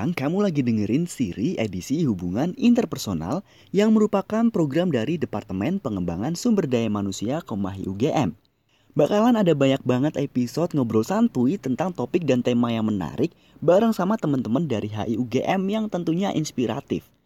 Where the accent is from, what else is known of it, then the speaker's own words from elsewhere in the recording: Pekanbaru, Riau, Indonesia; aku asalnya sendiri dari Pekanbaru